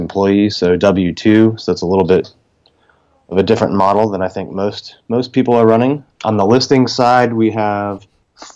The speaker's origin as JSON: {"language": "English", "region": "South Florida", "country": "United States", "moved": "as an adult", "lives_now": "Arlington, Virginia, United States", "said": "I'm originally from South Florida, so I never really thought I would leave."}